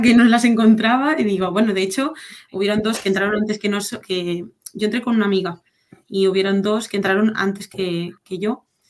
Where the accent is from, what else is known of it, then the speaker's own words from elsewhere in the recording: Barcelona, Catalonia, Spain; also born or lived in Madrid; yo soy de Barcelona